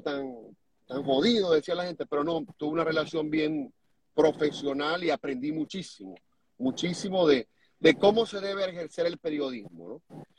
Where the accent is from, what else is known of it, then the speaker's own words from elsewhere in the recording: Venezuela; moved away as an adult; now in United States; también somos venezolanos